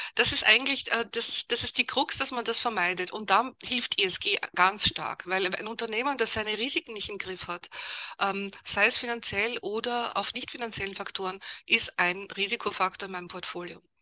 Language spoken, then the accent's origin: German; Vienna, Austria; moved away as an adult; also born or lived in Germany / England; Also ich bin Wienerin, also komme aus Österreich, habe dort auch studiert